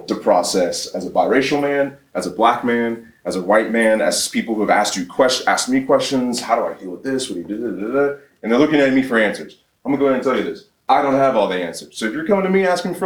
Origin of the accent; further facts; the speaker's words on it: Atlanta, Georgia, United States; born and raised in Atlanta, Georgia